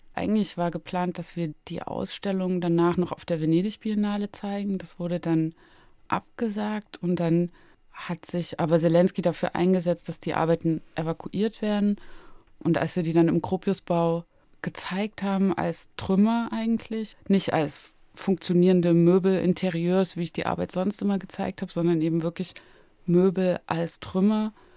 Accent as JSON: {"language": "German", "town": "Zwickau", "region": "Saxony", "country": "Germany", "tie": "born or raised there", "also_born_or_lived": "Berlin", "moved": "yes", "said": "in meiner Heimatstadt Zwickau"}